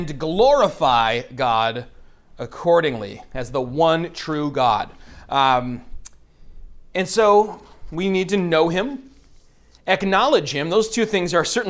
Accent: Bay City, Michigan, United States; you were almost certainly Polish Catholic growing up in Bay City where we did

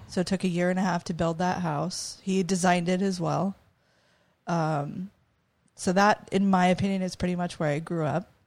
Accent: Prescott, Arizona, United States; also born or lived in Phoenix, Arizona / Oregon; most of my life I grew up in Prescott.

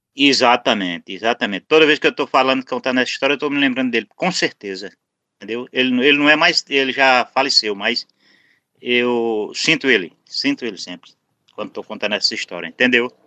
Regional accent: Alagoinha, Pernambuco, Brazil; tô na minha cidade natal

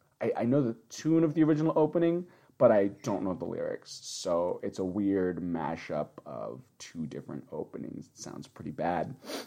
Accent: United States; now in Japan; Because we're American pigs.

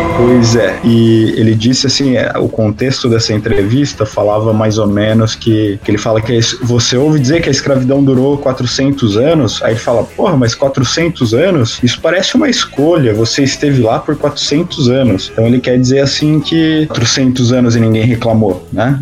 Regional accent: interior of São Paulo, Brazil; now in Florianópolis, Brazil; sou paulista do interior radicado aqui em Santa Catarina, na Ilha da Magia famigerada Florianópolis

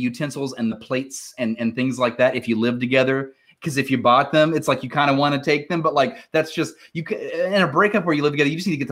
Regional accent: Huntington, West Virginia, United States; I'm from Huntington, West Virginia, born and raised.

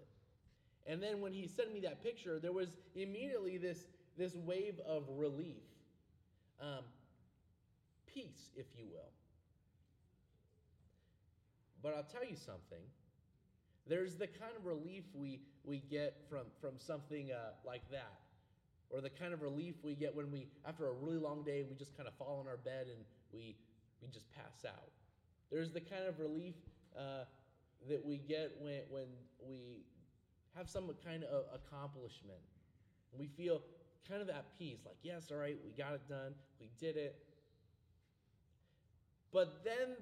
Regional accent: Anchorage, Alaska, United States; now in Spokane, United States; Anchorage, back where I grew up in Alaska

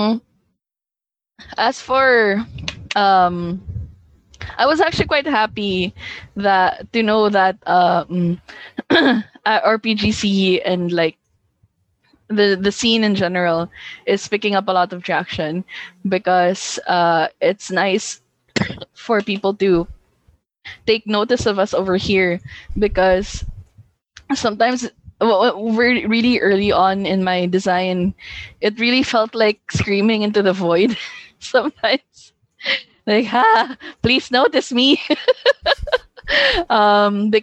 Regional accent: Visayas, Philippines; first language Hiligaynon; English is a second language; now in Manila, Philippines; I'm actually from one of the provinces in the Philippines. I'm from the Visayas region

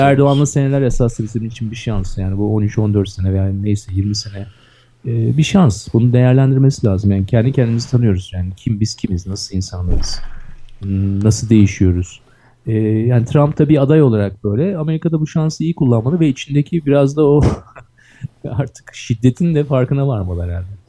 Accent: Istanbul, Turkey; Ben Kadıköy'lüyüm

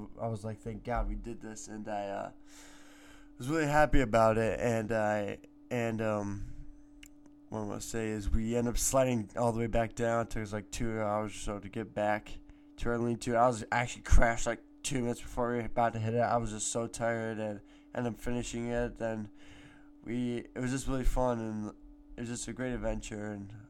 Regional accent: Clay, New York, United States; also born or lived in Michigan; Clay, New York is my home. I've lived here for 15 years, and but I still call Michigan my hometown, even though I lived there for a year and a half of my life.

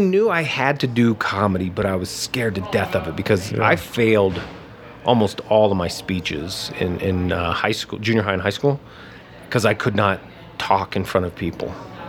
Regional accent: Lafayette, Indiana, United States; Indiana. {S3} Okay. {S1} Small town, Lafayette, Indiana.

